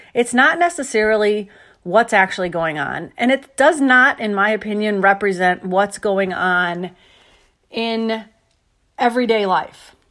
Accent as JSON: {"language": "English", "country": "United States", "said": "being an American."}